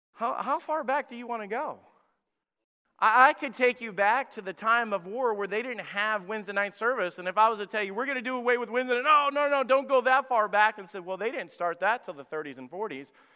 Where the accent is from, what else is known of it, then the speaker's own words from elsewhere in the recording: Priceville, Alabama, United States; moved away; My home church that I was in, Anchor Baptist Church in Priceville, Alabama, went from running over three hundred when I was a teenager and a young person there